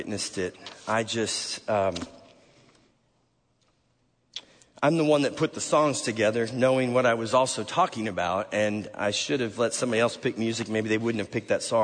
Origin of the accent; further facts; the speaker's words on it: Chicago suburbs, Illinois, United States; moved away; also born or lived in Nashville; I'm from the Chicago suburbs